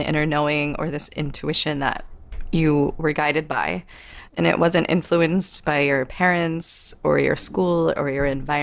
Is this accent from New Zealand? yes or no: no; West Virginia, United States; I grew up in West Virginia